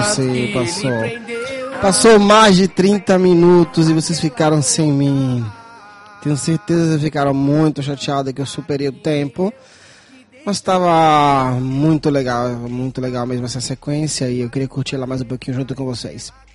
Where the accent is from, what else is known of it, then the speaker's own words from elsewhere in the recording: Brazil; now in Viterbo, Italy; Eu, como brasileiro